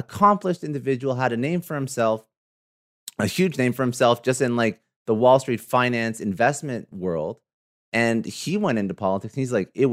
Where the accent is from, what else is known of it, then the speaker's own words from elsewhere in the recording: Ontario, Canada; I'm Canadian, but not in Toronto, but outside of Toronto in Ontario